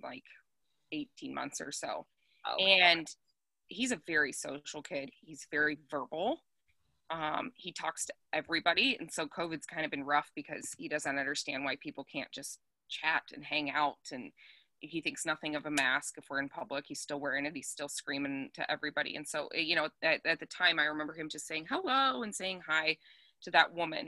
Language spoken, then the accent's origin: English; Colorado, United States; I grew up in Colorado